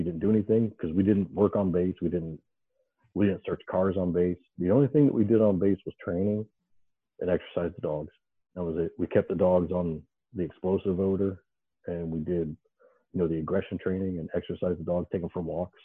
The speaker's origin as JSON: {"language": "English", "region": "Ohio", "country": "United States", "tie": "born or raised there", "said": "the house I grew up in Ohio, there were train tracks behind the yard"}